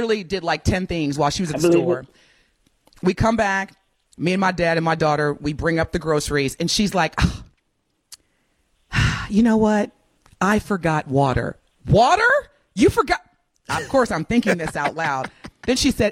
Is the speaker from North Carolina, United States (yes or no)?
no; Evansville, Indiana, United States; I'm from Evansville